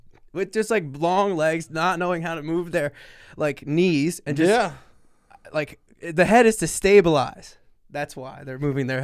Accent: New York, United States; accent: New York; How can I not have any claim to New York at all if I talk like I'm from New York? I have a New York accent.

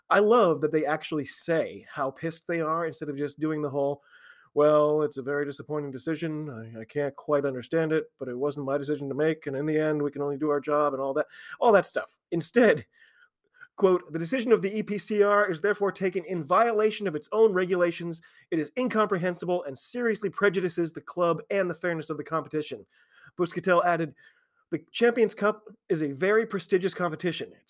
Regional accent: United States

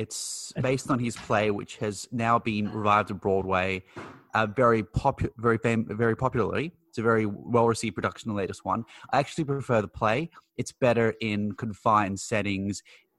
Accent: Australia; no, sorry, I'm from Australia.

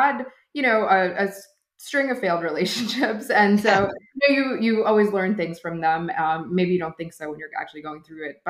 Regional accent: New Jersey, United States; moved away as an adult; now in New York City, United States; I'm a Jersey girl at heart. So I grew up in New Jersey, but I've lived in New York for most of my adult life.

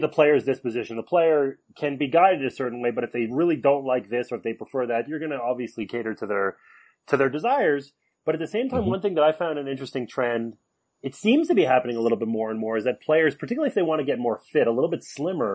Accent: Canada; I grew up in Canada

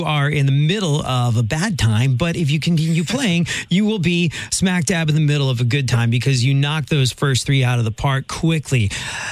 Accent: England, United Kingdom; now in St. Louis, United States; growing up in England

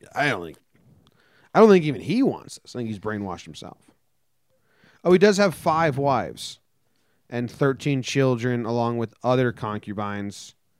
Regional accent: United States; I'm American

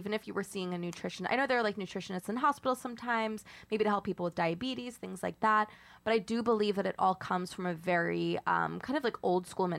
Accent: Long Island and Queens, New York, United States; Because I grew up on Long Island and Queens?

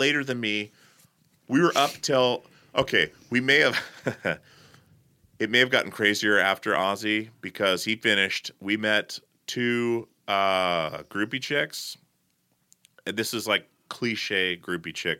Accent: Portland, United States; I was like, "Portland."

